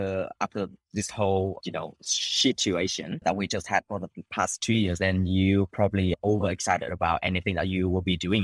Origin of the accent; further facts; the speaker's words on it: Hanoi, Vietnam; moved away as an adult; also born or lived in Japan; I was born and raised in Hanoi. I left when I was 18. I came back after 12 years overseas.